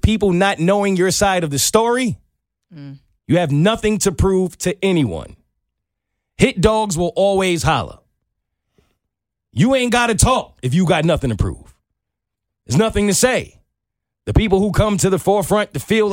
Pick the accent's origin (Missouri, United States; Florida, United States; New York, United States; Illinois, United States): New York, United States; growing up in New York